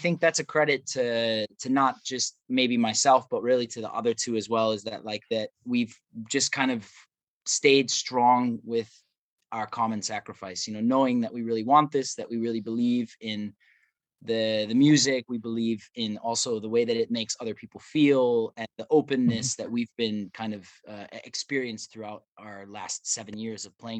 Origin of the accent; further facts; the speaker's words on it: Midwest, United States; Growing up in the Midwest